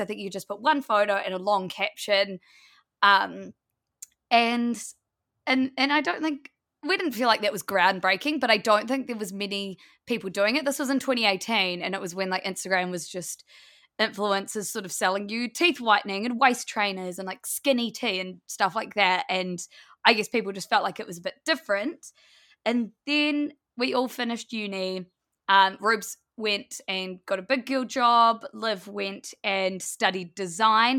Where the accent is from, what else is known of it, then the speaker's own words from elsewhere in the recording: Blenheim, Marlborough, New Zealand; moved away as an adult; also born or lived in Wellington, New Zealand; We grew up in Blenheim, which is a small town in the South Island of New Zealand.